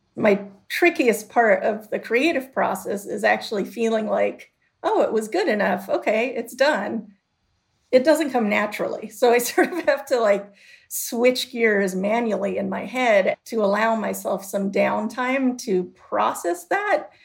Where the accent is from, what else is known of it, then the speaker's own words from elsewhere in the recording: Chicago, Illinois, United States; growing up in Chicago